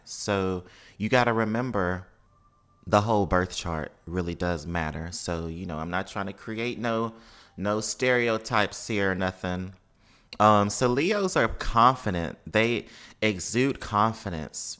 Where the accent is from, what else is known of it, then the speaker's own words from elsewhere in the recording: Mississippi, United States; as someone who has over five generations of family in New Orleans and then also growing up in Mississippi